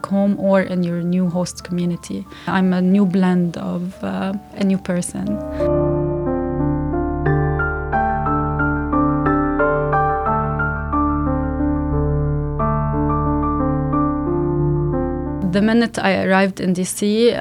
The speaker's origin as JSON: {"language": "English", "country": "Lebanon", "second_language": "English", "moved": "as an adult", "said": "I'm from Lebanon"}